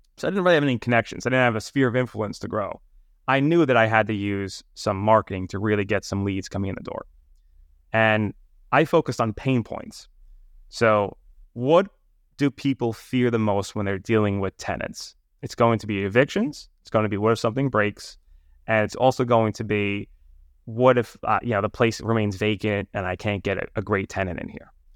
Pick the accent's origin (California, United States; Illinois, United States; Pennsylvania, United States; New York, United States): New York, United States; New York City; accent: New York; I grew up in Brooklyn, New York, and Staten Island, so very much New York City